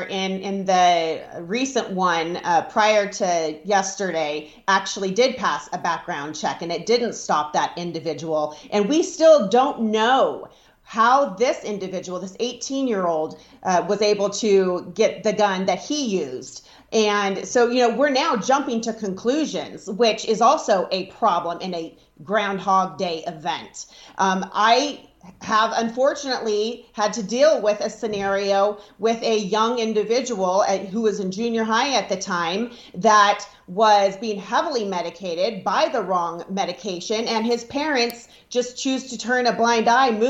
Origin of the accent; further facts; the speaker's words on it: Nevada, United States; I'm from Nevada